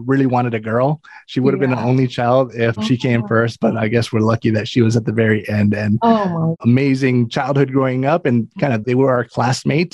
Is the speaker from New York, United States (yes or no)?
no; Hawaii, United States; moved away; I'm from Hawaii, originally born and raised in Hawaii, started my investing career out there.